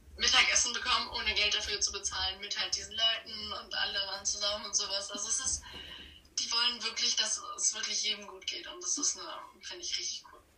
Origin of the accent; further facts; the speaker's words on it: Germany; now in Norway; als Deutsche